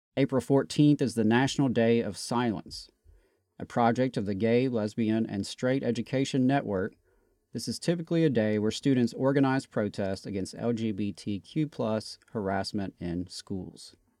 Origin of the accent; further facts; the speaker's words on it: Meridian, Mississippi, United States; also born or lived in North Alabama; now in Huntsville, United States; I'm originally from Meridian, Mississippi, and I've spent the last twenty plus years or so in North Alabama